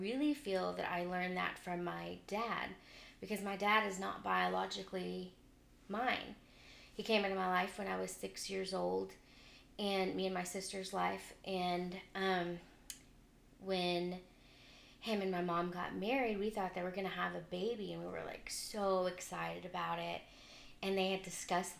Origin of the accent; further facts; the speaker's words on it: Round Rock, Texas, United States; also born or lived in Houston; I grew up in Round Rock my whole life, and I had to move my senior year of high school to Houston